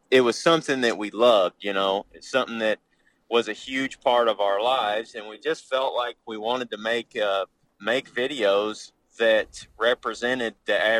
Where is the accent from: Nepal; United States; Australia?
United States; Paris, Missouri; I'm from Northeast Missouri. I grew up in a little town called Paris. Okay. Uh, with about 900 people in it. I graduated high school with 38